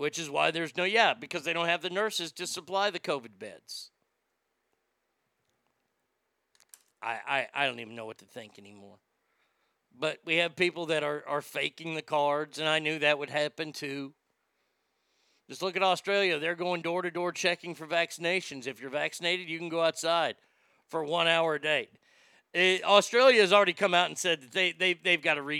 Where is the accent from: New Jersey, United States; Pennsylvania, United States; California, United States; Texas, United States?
Texas, United States; I am from Texas